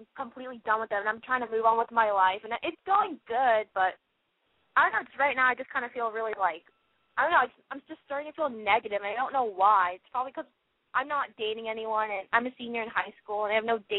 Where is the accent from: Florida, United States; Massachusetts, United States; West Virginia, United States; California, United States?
California, United States; Los Angeles; I'm from L.A.